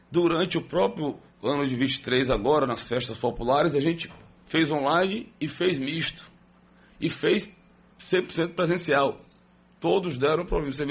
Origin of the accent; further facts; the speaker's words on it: Aracaju, Sergipe, Brazil; eu sou de Aracaju.